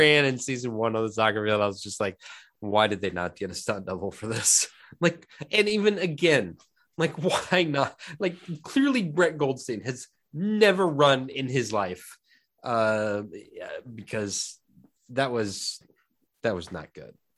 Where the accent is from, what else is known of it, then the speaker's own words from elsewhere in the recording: Indianapolis, Indiana, United States; growing up in Indianapolis